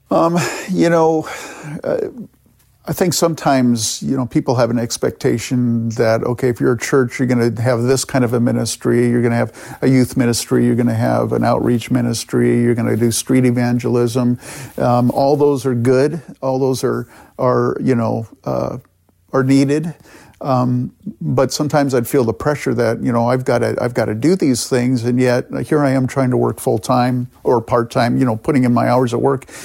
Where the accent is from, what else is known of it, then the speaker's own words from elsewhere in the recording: California, United States; moved away as an adult; also born or lived in Canada; now in Rochester, United States; My parents emigrated from the Netherlands to Canada. I was born there. And then they emigrated with our family, uh, to California